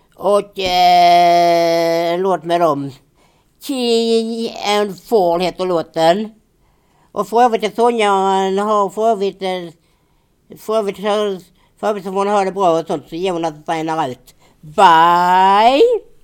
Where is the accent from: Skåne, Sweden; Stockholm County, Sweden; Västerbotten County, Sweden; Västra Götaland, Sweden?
Skåne, Sweden; Finja; när vi bodde hemma i Finja